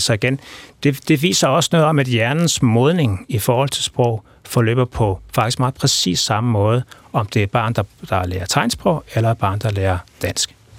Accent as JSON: {"language": "Danish", "country": "Denmark", "accent": "Jutlandic", "first_language": "Danish", "moved": "yes", "said": "måske man stadigvæk kan, kan se og høre på tegnsprog også, at jeg er på, fra Jylland"}